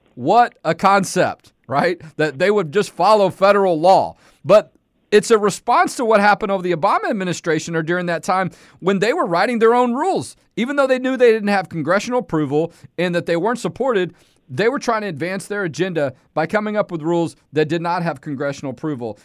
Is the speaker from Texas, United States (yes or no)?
yes; Houston, Texas, United States; Y'all know I'm from Houston, okay? If you, if you listen to the show, you know, born and raised there.